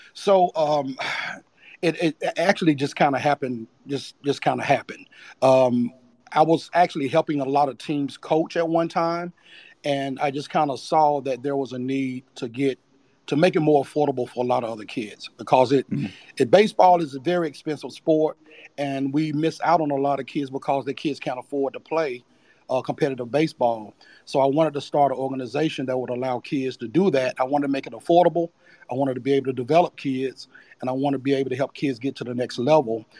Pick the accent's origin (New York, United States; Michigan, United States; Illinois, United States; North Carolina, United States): North Carolina, United States; Charlotte; born and raised in Charlotte, North Carolina. Been there all my life.